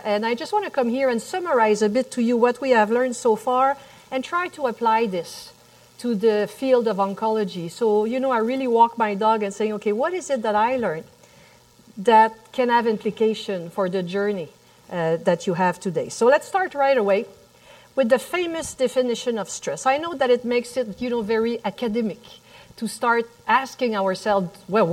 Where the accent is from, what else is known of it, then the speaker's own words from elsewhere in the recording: Montreal, Quebec, Canada; accent: French; English is a second language; the little French accent that you hear in the back, I'm from Montreal, Canada